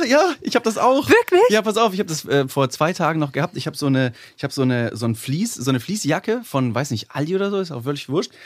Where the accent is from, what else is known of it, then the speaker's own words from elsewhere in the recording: Ingolstadt, Bavaria, Germany; now in Cologne, Germany; Ich komme ursprünglich aus Ingolstadt, wohne seit siebeneinhalb Jahren.